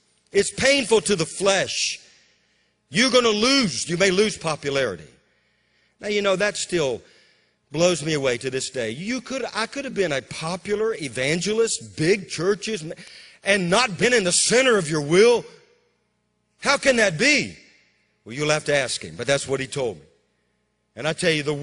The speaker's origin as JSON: {"language": "English", "town": "Bogalusa", "region": "Louisiana", "country": "United States", "tie": "born or raised there", "also_born_or_lived": "Amarillo, Texas / Waco, Texas / Moravian Falls, North Carolina", "moved": "yes", "said": "my hometown, Bogalusa, was one of the strongholds of the KKK"}